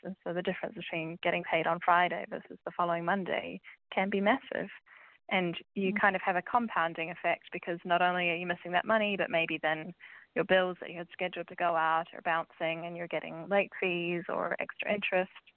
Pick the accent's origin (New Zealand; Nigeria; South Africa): New Zealand; moved away as an adult; now in United Kingdom; as you might be able to tell from my accent, I am from New Zealand. So, I've moved to the UK last year